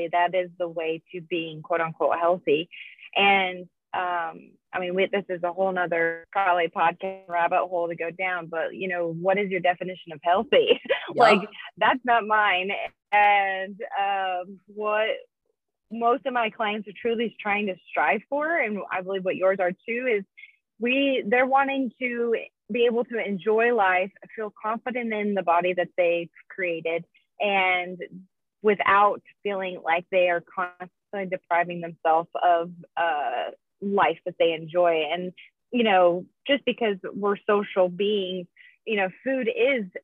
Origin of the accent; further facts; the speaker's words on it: Colorado, United States; also born or lived in Texas; I'm from Colorado